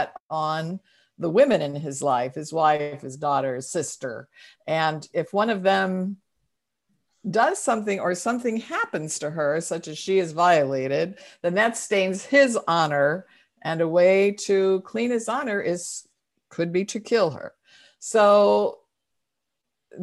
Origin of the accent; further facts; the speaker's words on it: St. Louis, Missouri, United States; now in Oakland, United States; I live in Oakland, California, though I'm originally from St. Louis, but we've lived here since 1978